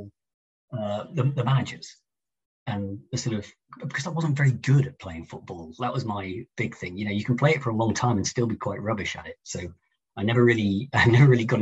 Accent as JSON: {"language": "English", "town": "Chester", "region": "North West England", "country": "United Kingdom", "tie": "born or raised there", "said": "I grew up in Chester. In the northwest"}